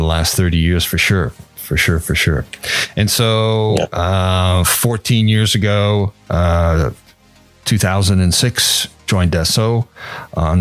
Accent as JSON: {"language": "English", "country": "Canada", "also_born_or_lived": "Toronto / Montreal", "said": "I'm Canadian, so from Toronto and Montreal"}